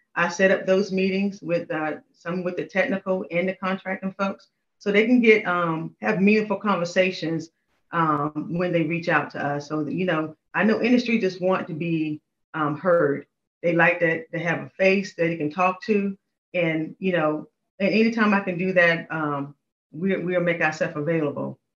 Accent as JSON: {"language": "English", "region": "North Carolina", "country": "United States", "also_born_or_lived": "Panama / Washington, District of Columbia, United States", "moved": "as an adult", "said": "I'm originally from North Carolina, so I moved up, up here for that job."}